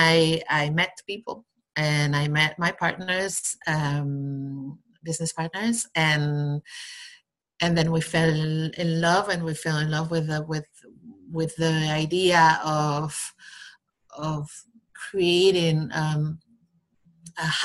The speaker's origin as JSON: {"language": "English", "region": "Basque Country", "country": "Spain", "moved": "yes", "lives_now": "Barcelona, Spain", "said": "I'm from the Basque country in Spain. I live in Barcelona right now"}